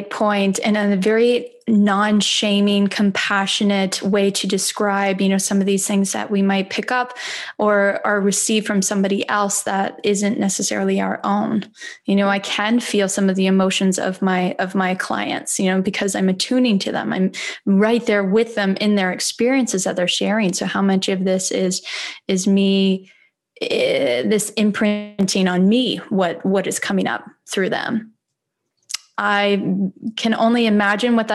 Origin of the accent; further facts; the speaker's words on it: Midwest, United States; moved away; I'm from the Midwest.